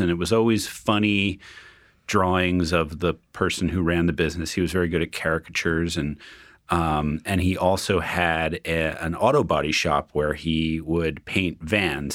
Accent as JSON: {"language": "English", "town": "Union", "region": "New Jersey", "country": "United States", "tie": "born or raised there", "said": "I grew up in Union, New Jersey."}